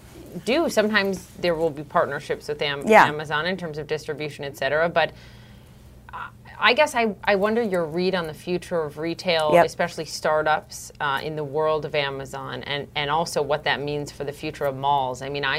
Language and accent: English; Minneapolis, Minnesota, United States; I'm from Minneapolis